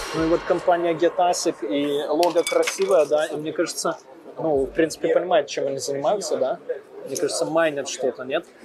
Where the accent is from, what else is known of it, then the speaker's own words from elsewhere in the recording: Belarus; я же с Беларуси